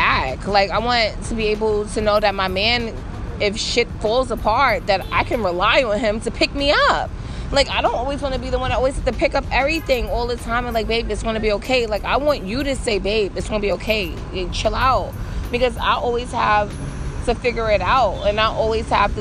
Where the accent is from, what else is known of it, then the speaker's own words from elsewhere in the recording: New York City, New York, United States; I'm from Harlem